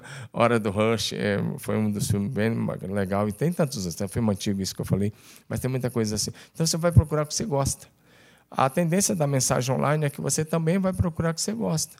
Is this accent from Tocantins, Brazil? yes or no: yes; Tocantins, Brazil; moved away as an adult; also born or lived in Curitiba; eu sou do Tocantins